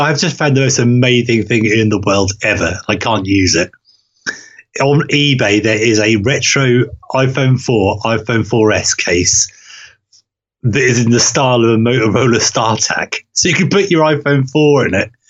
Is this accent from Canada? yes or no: no; Norway; moved away; where I um, grew up as a child, before I moved away from Norway and moved back